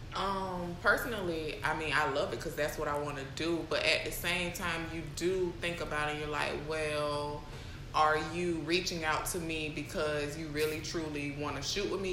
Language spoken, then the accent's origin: English; Jacksonville, United States; I'm from Jacksonville